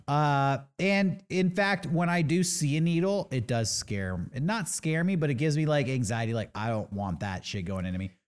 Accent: San Diego, California, United States; I grew up in San Diego.

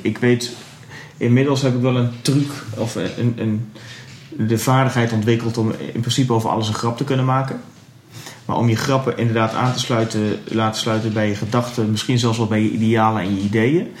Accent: Twente, Overijssel, Netherlands; En ik kom dus uit Twente

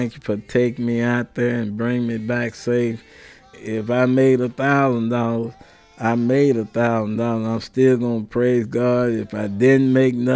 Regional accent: Dallas, Texas, United States; I'm from Dallas, Texas

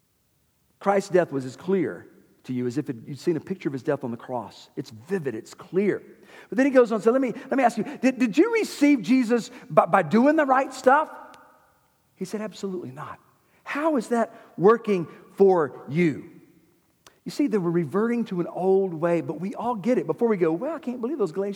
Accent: Winder, Georgia, United States; I grew up in the Methodist church here in Winder

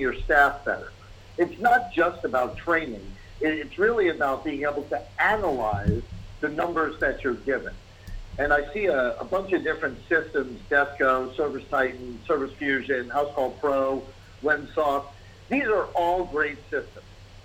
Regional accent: New York City, New York, United States; I'm born and raised in New York, in the Bronx

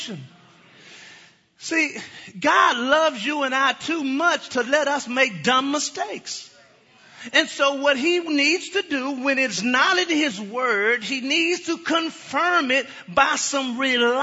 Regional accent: Dallas, Texas, United States; I am from the Dallas area, okay? Never lived in Arlington

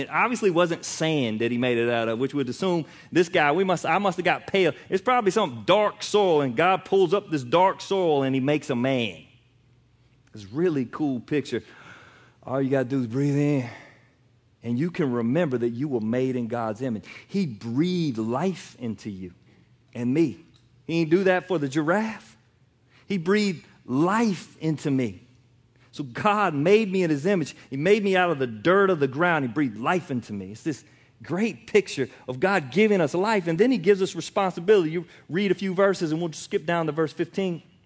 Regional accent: United States; I'm American

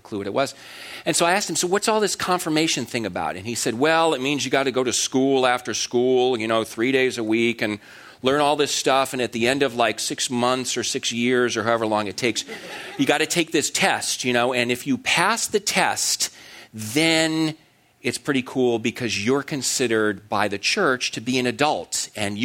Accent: Connecticut, United States; I grew up in Connecticut

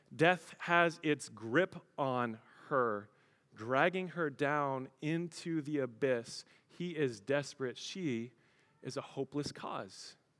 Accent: Colorado, United States; I grew up in Colorado

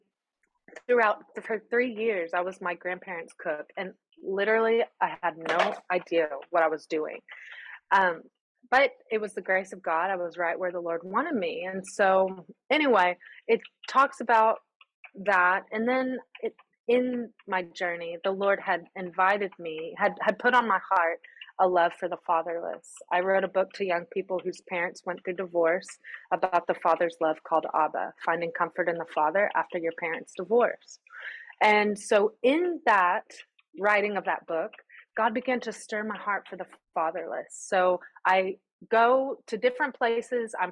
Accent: United States; moved away as an adult; now in Greece; I'm the American who orders the Americano

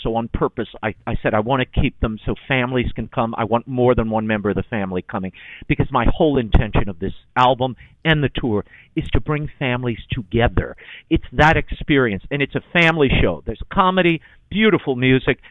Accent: New Orleans, Louisiana, United States; growing up in New Orleans

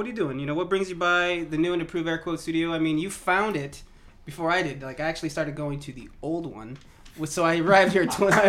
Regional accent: Fresno, California, United States; moved away as an adult; now in Portland, United States; I'm from the Fresno area. I told my dad I was moving to Portland

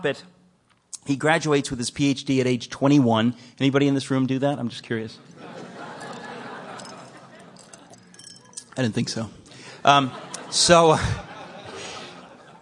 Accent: United States; I'm an American

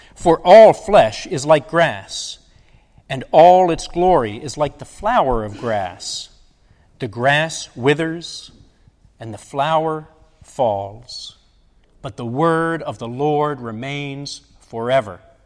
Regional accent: Baltimore, Maryland, United States; now in Fountain Inn, United States; I'm from Baltimore, Baltimore, Maryland

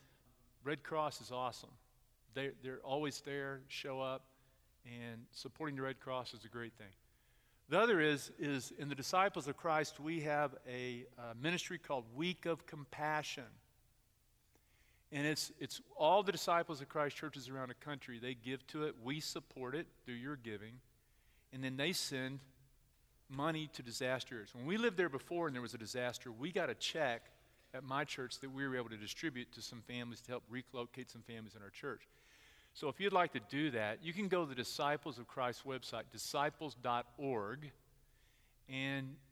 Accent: Texas, United States; moved away as an adult; also born or lived in Houston area, Texas; now in Middletown, United States; I'm from Texas

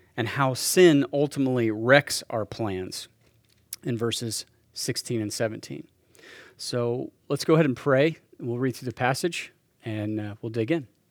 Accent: Salina, Kansas, United States; moved away as an adult; Ended up coming back to Salina, Kansas, my, my hometown

